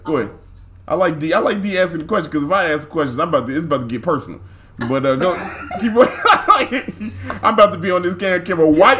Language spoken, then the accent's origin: English; Chicago, Illinois, United States; I'm from the South Side of Chicago.